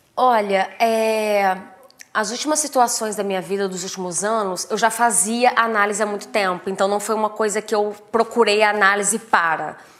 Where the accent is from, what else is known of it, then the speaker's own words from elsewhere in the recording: Três Rios, Rio de Janeiro, Brazil; eu sou de Três Rios, né? Tive uma infância, uma adolescência bem humilde, assim.